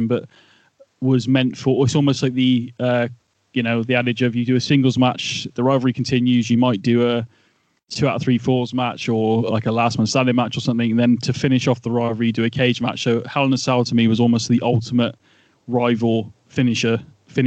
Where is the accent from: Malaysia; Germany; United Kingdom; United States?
United Kingdom; England; being Englishman